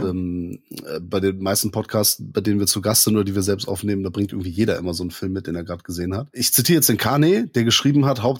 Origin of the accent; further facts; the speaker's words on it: Rhineland, Germany; Wir kommen aus dem Rheinland und sprechen trotzdem Hochdeutsch.